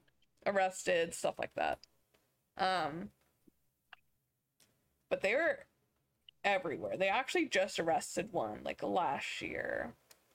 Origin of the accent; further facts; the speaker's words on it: Youngstown, Ohio, United States; I'm from Youngstown. We're right in the middle of the steel belt